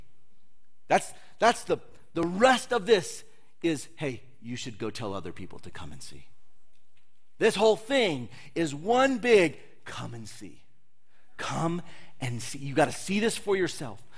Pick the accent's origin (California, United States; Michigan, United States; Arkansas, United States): California, United States; moved away as an adult; I'm from California